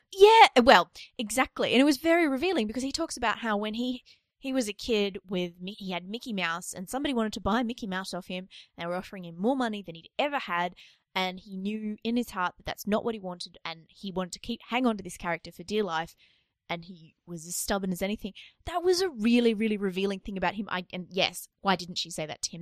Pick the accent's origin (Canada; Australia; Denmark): Australia; it's really embarrassing to be Australian